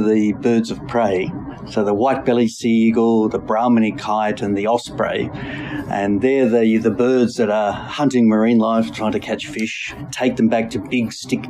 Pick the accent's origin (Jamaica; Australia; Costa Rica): Australia; Melbourne, Victoria; I grew up in Melbourne, in the bushy part, Blackburn